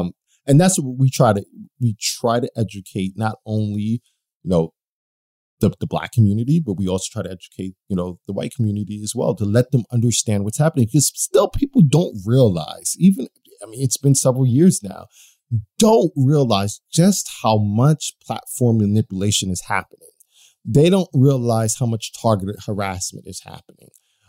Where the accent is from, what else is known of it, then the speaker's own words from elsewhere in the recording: United States; I mean, I'm from the United States. There are a bunch of racists here